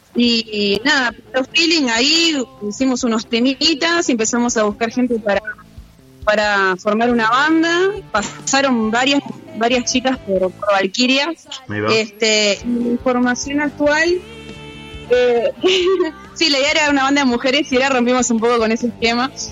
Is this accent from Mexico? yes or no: no; Montevideo, Uruguay; Somos de Montevideo